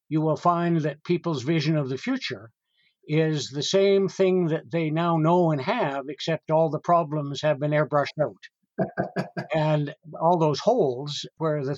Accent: Calgary, Alberta, Canada; I was raised in Calgary, Alberta, when it was just an agricultural

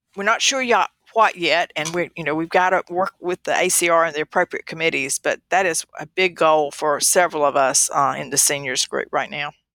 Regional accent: the South, United States; I was from the South

